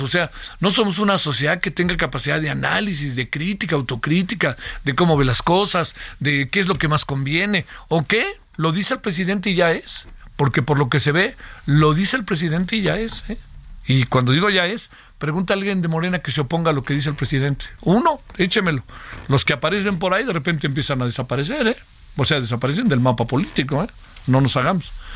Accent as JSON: {"language": "Spanish", "country": "Mexico"}